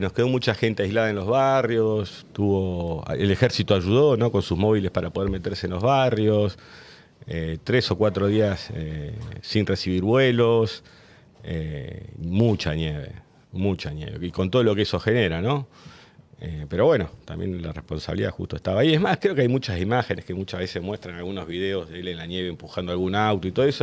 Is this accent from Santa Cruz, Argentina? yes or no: yes; Río Gallegos, Santa Cruz, Argentina; born or raised there